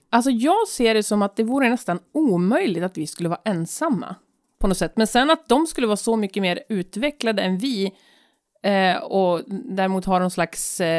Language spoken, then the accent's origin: Swedish; United States; moved away; Alltså jag är ju amerikan.